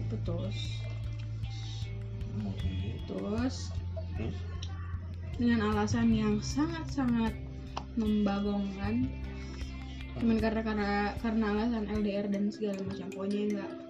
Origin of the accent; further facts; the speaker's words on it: Pontianak, West Kalimantan, Indonesia; now in Bandung, Indonesia; aku asli Kalimantan pak